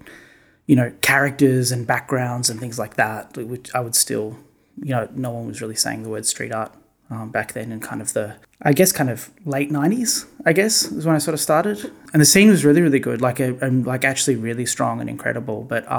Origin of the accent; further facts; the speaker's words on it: Perth, Western Australia, Australia; moved away as an adult; also born or lived in New York / Ohio; Perth, my hometown